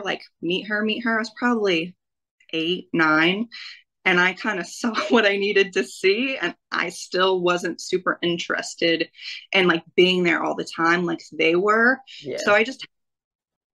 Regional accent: Greenville, South Carolina, United States; I grew up in Greenville, South Carolina, which is maybe like 45 minutes outside of Asheville

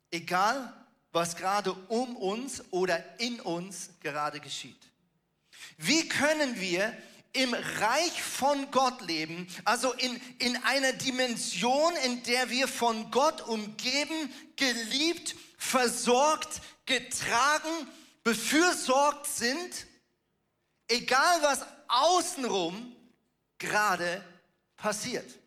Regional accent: Germany; born there; ich bin ja von der Staatsbürgerschaft her ein Schweizer, ich bin in Deutschland geboren

